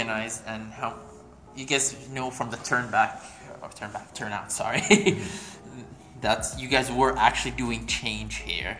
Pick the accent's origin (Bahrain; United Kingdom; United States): Bahrain; I'm from Bahrain